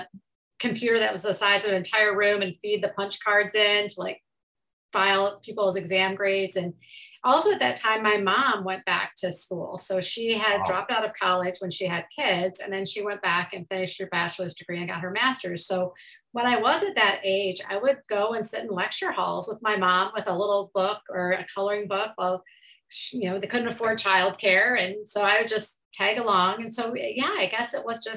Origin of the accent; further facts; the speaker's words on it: Kalamazoo, Michigan, United States; also born or lived in Iowa City, Iowa; I grew up on the western side of the state, Kalamazoo, Michigan